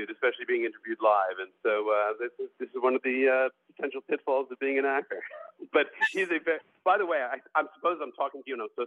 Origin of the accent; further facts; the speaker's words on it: New Rochelle, New York, United States; I grew up in New Rochelle, New York, in the suburbs